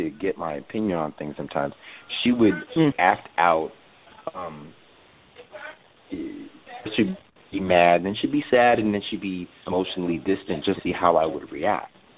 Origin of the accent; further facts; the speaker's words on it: California, United States; I'm from California